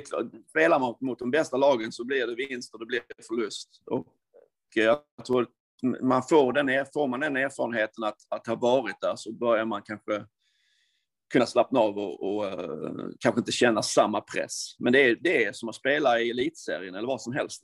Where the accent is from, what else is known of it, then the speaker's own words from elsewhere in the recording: Sweden; moved away as an adult; Jag är ju från Sverige